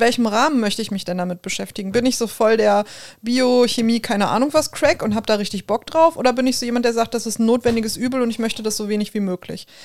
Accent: Ruhr area, North Rhine-Westphalia, Germany; accent: Ruhrpott; first language German

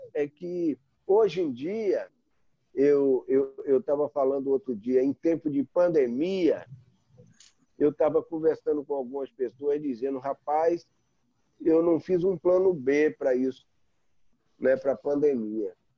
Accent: Bahia, Brazil; como baianos

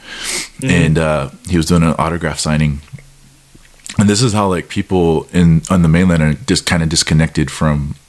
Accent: United States; growing up in the mainland

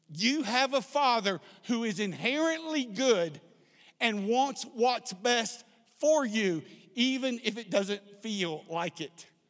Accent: South Texas, United States; I grew up in South Texas

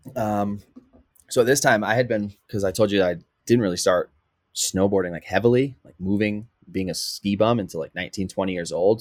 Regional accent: Connecticut, United States; moved away; I'm actually from the East Coast, um, from Connecticut

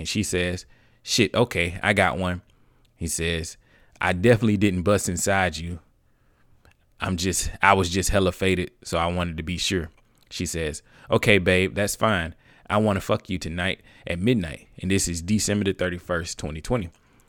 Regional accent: Detroit, Michigan, United States; I'm from Detroit.

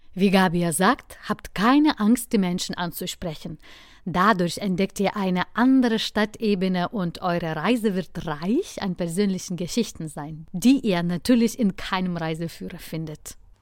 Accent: Lithuania; mein Heimatland

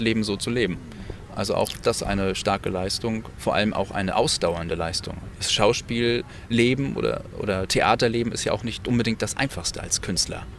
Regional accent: Kiel, Schleswig-Holstein, Germany; in meiner Heimat mit diesem ganzen Musikalischen eigentlich angefangen hast, nämlich in Kiel-Ellerbeck

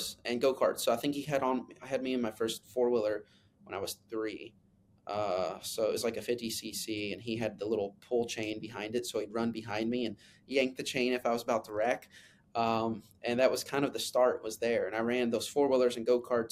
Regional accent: Kentucky, United States; I grew up in Kentucky

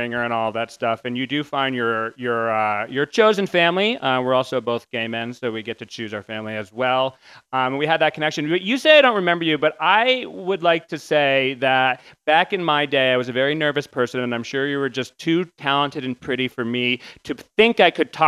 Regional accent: New England, United States; I'm from New England

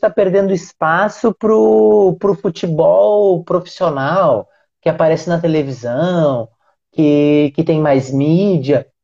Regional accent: Uruguaiana, Rio Grande do Sul, Brazil; eu sou gaúcho, né? É, e morei em alguns lugares do, do Rio Grande do Sul, mas a, a minha cidade, que é uruguaiana

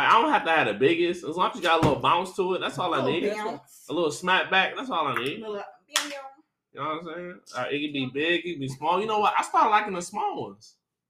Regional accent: Detroit, Michigan, United States; growing up in Detroit, right?

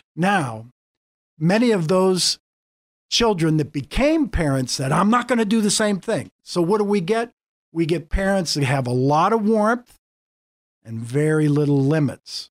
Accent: Pittsburgh, Pennsylvania, United States; moved away as an adult; now in Erie, United States; I grew up in a family in Pittsburgh. I'm a Pittsburgh boy

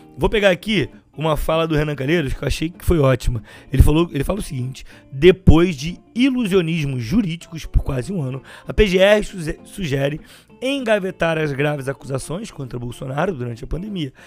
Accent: Baixada Fluminense, Rio de Janeiro, Brazil; Eu sou da Baixada Fluminense.

